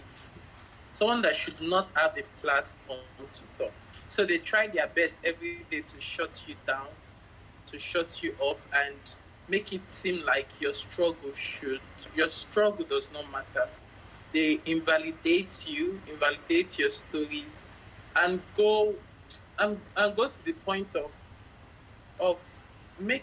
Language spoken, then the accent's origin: English; Lagos, Nigeria; I'm from Lagos, Nigeria.